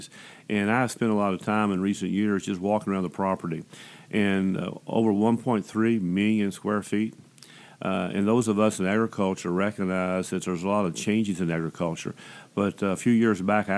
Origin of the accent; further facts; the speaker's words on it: Western Kentucky, United States; I grew up in Kentucky, in Western Kentucky, grew up on a farm